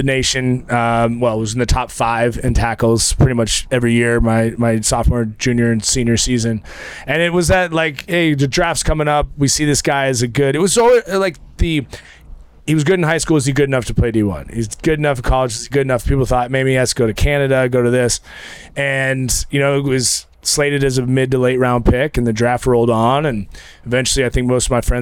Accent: Eugene, Oregon, United States; also born or lived in Idaho; I grew up in Eugene, Oregon

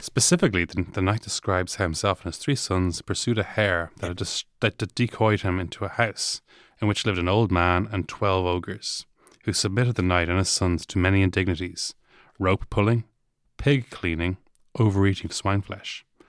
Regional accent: Dublin, Leinster, Ireland; I'm from Ath Farnham

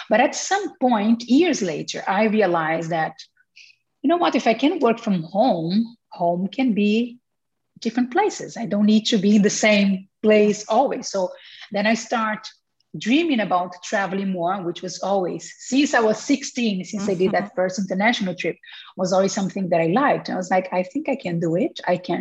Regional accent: Brazil; English is a second language; moved away as an adult; I was born in Brazil and I lived there until I was 25 or 26 years old

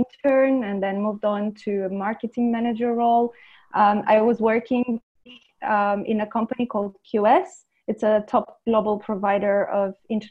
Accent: Romania; also born or lived in London, United Kingdom; now in Lisbon, Portugal; I am originally from Romania

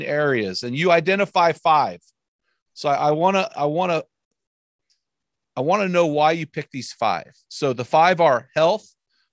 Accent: Southern California, United States; I grew up in Southern California

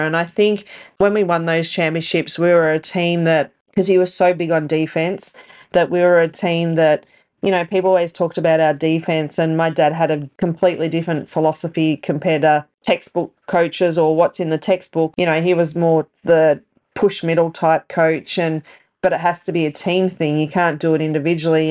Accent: Bendigo, Victoria, Australia; Bendigo being my hometown

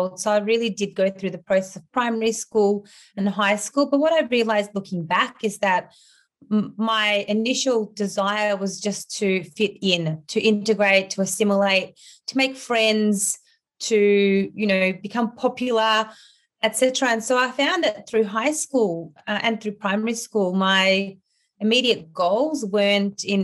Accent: Australia; English is a second language; also born or lived in Ukraine; I grew up in Australia primarily. I went to primary school, high school, and then completed a Bachelor of Communications at university

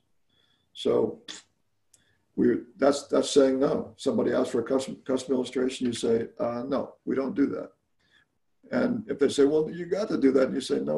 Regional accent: Alabama, United States; moved away; I actually grew up in Alabama of all places.

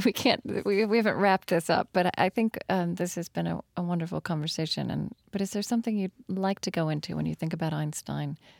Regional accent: Shawnee, Oklahoma, United States; I come from Shawnee, Oklahoma

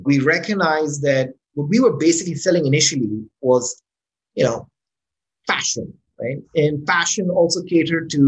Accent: Islamabad, Islamabad Capital Territory, Pakistan; moved away as an adult; also born or lived in California, United States / Florida, United States; So I moved back. To Islamabad, which is my hometown

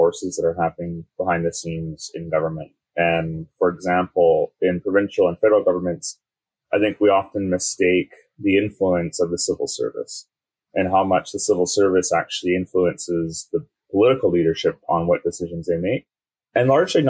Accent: North Shore, British Columbia, Canada; now in Vancouver, Canada; I grew up on the North Shore, now live in Vancouver.

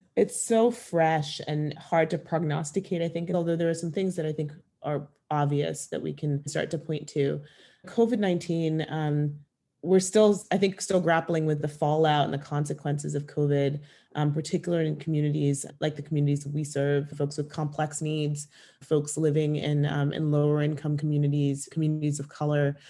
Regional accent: Kenya; moved away; I grew up in East Africa, in Kenya

